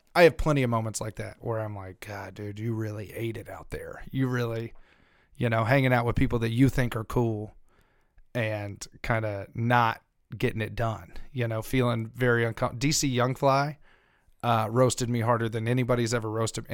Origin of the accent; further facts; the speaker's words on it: Louisiana, United States; moved away; I grew up in Louisiana.